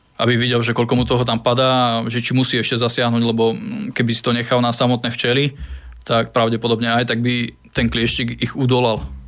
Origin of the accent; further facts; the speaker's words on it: Brezno, Banská Bystrica Region, Slovakia; now in Bratislava, Slovakia; ja nie som Bratislavčan, ja som Brezňan, takže vlastne začínal som tým, e, s tými včelami vlastne v Brezne, ešte keď som bol malý chalan